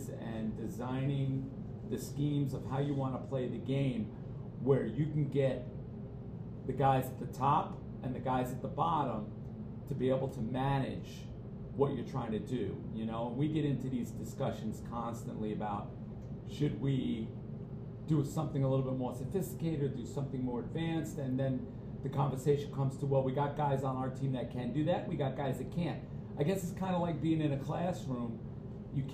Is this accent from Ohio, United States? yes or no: no; Mount Vernon, New York, United States; I grew up in Mount Vernon